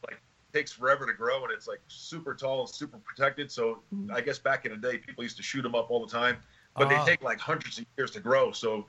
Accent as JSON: {"language": "English", "town": "New York City", "region": "New York", "country": "United States", "tie": "born or raised there", "also_born_or_lived": "Brooklyn, New York / New Jersey", "moved": "as an adult", "lives_now": "Arizona, United States", "said": "I lived in Brooklyn, I grew up in Staten Island, New York"}